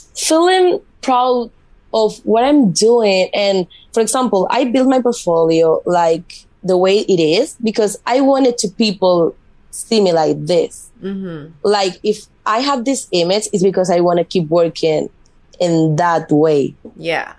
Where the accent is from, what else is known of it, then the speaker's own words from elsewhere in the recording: Mallorca, Balearic Islands, Spain; first language Spanish; English is a second language; moved away as an adult; also born or lived in Madrid; now in United States; I moved to Madrid because I'm from Mallorca, it's an island from Spain.